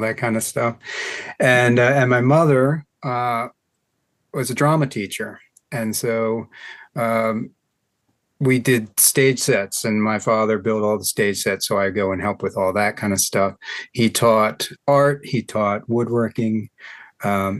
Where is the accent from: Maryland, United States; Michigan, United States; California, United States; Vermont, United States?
Maryland, United States; Hampstead; also born or lived in Baltimore, Maryland; I was born in Baltimore, but raised in Carroll County on a little farm in Hampstead